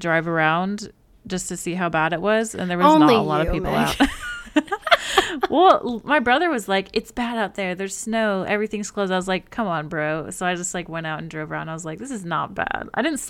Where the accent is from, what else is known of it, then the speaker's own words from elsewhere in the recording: Alaska, United States; born there; but we were born 7 hours apart. I was born in Alaska and Sarah was born in Illinois.